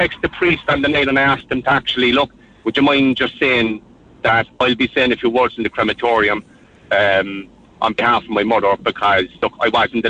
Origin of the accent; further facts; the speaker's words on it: Cork, Munster, Ireland; now in Mallow, Ireland; we're living in Mallow, but we're originally from Dublin Hill in Cork. I'm living in Mallow 17 years.